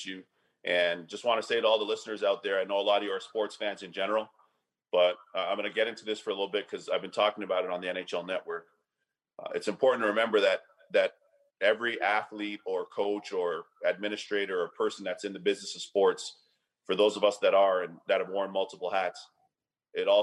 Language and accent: English; Toronto, Ontario, Canada; moved away as an adult; now in United States; my hometown of Toronto